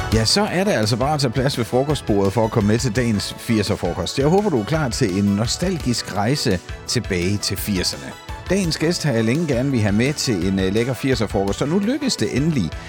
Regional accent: Sønderborg, Southern Denmark, Denmark; also born or lived in Esbjerg / Kolding; jeg er jo fra Sønderborg, og mm. på nær et par afstikker til Esbjerg og Kolding, så har jeg boet der hele mit liv og bor der stadigvæk

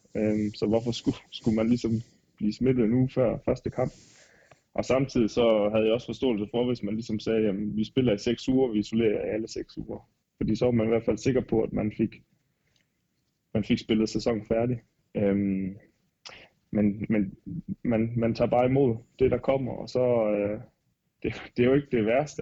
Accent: Denmark; moved away as an adult; now in Regensburg, Germany; hjemme i Danmark

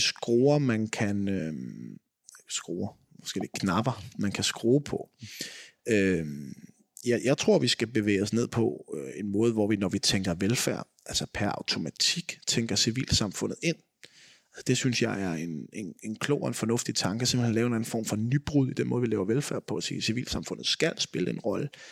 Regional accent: edge of Vestegnen, Capital Region of Denmark, Denmark; now in Greve, Denmark; min dialekt nok afslører, at jeg voksede op på kanten af Vestegn

